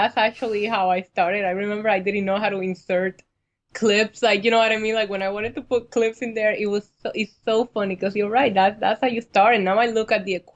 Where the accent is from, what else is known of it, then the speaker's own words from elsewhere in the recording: Puerto Rico; now in New York, United States; I have actually been here almost the same amount of time that I spent in Puerto Rico